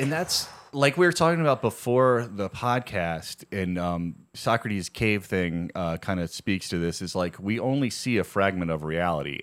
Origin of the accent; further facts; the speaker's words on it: Virginia, United States; In Virginia, we literally, like, read Bible stories in class